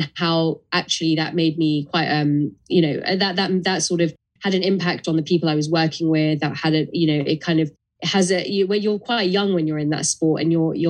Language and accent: English; London, United Kingdom; tough environments growing up in London